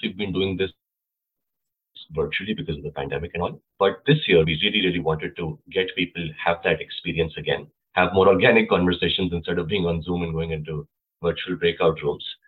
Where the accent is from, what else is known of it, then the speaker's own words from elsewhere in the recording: Lucknow, Uttar Pradesh, India; now in United States; I come from Lucknow, India.